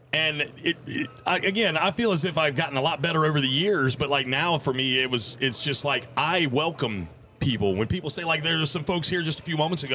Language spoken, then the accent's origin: English; Outer Banks, North Carolina, United States; being a native of the Outer Banks